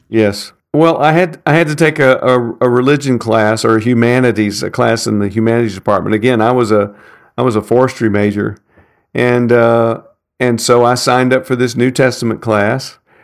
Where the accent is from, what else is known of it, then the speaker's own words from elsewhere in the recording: Nashville, Tennessee, United States; I grew up in North Nashville in Madison